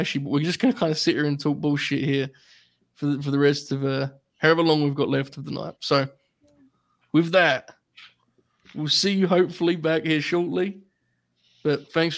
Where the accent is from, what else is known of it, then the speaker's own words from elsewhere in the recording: United Kingdom; being British